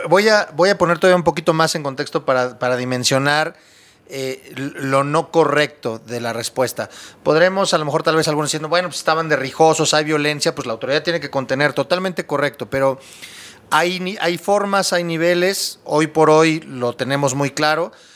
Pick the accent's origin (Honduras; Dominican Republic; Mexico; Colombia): Mexico; Nosotros como mexicanos